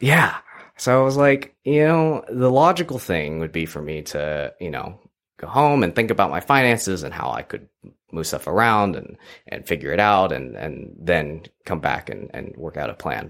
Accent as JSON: {"language": "English", "region": "Texas", "country": "United States", "tie": "born or raised there", "moved": "as an adult", "lives_now": "Ottawa, Canada", "said": "I grew up in Texas"}